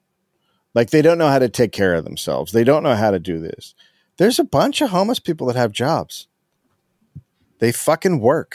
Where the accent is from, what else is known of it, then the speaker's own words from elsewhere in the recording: San Francisco, California, United States; I'm from San Francisco